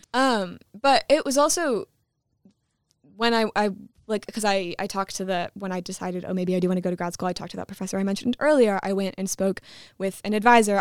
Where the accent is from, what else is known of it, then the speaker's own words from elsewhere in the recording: Michigan, United States; I'm from Michigan